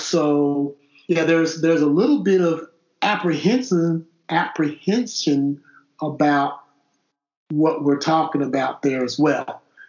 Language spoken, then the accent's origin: English; Fort Knox, Kentucky, United States; born there; I was born in Fort Knox.